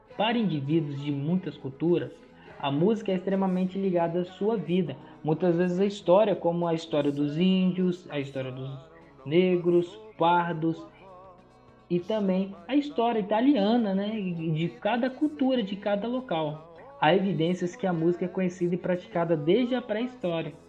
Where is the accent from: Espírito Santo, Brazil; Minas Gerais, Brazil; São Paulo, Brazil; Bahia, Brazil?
Espírito Santo, Brazil; Aracruz; tenho 21 anos, sou natural de Aracruz, da paróquia São João Batista e da comunidade do interior chamada São Caetano